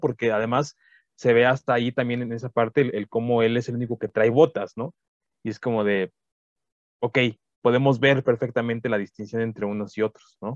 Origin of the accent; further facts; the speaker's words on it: Mexico; sé que soy mexicano